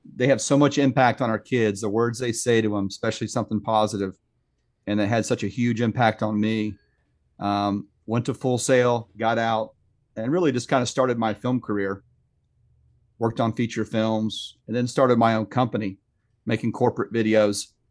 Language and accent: English; Sanford, Florida, United States; also born or lived in Lake Mary, Florida; I'm a third generation Floridian, so I was born and raised in Sanford, live in Lake Mary now